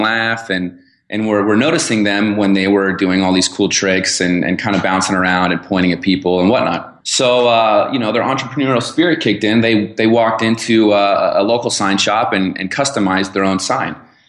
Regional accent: Arizona, United States; born there; I was born in Arizona and went to Arizona State University.

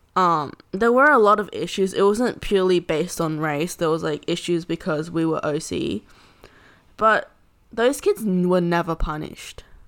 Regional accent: Australia; we're Australian citizens

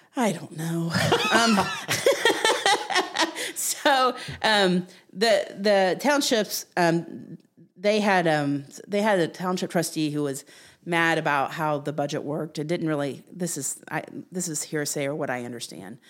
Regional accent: Jackson, Ohio, United States; also born or lived in Columbus, Ohio; now in Delaware, Ohio, United States; I grew up in Southern Ohio in Jackson County

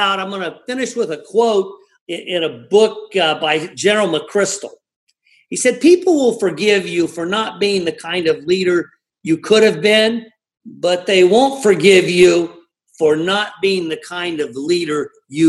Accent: Ireland; I'm Irish

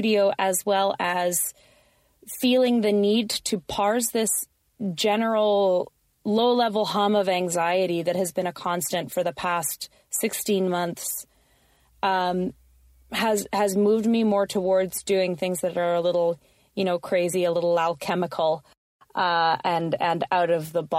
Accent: Canada; also born or lived in Victoria, British Columbia; I am a Canadian of Colombian and other assorted descent, living on unceded Lekwungen and Wasanich territory, also known as Victoria, BC

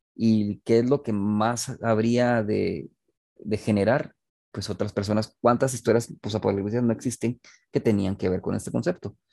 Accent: Guatemala City, Guatemala Department, Guatemala; en una ciudad como Guatemala, vos, en serio, o sea, no somos Tokio, pues. No somos Ciudad de México

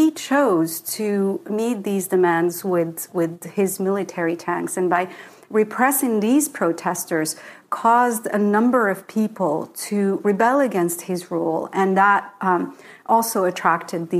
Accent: Rabat, Rabat-Salé-Kénitra, Morocco; moved away; So when I was a child growing up in Morocco, I grew up in a secular family

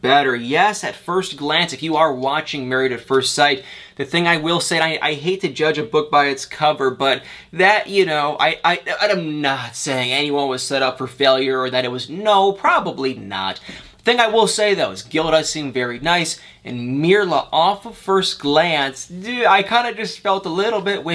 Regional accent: Kalamazoo, Michigan, United States; Kalamazoo, you know, my hometown, Michigan

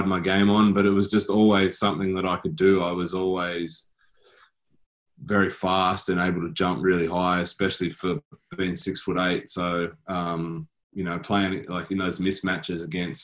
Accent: Tasmania, Australia; also born or lived in Sydney; now in Wollongong, Australia; I grew up in Tassie

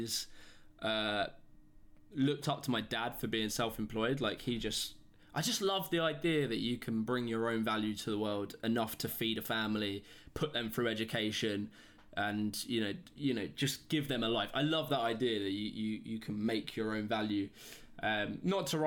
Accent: United Kingdom; I come from Britain

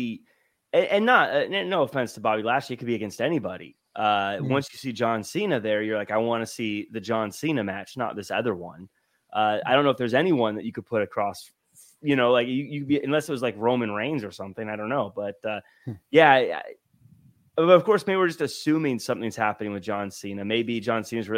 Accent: the Northwest, Pacific Northwest, United States; moved away; I'm originally from the Northwest

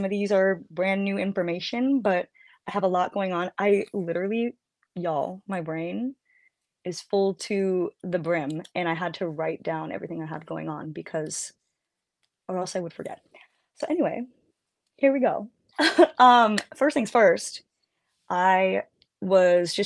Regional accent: San Jose, California, United States; When I was a kid growing up in San Jose

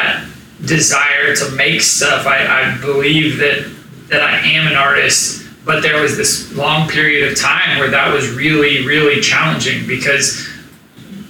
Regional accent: Tulsa, Oklahoma, United States; growing up in Tulsa, Oklahoma

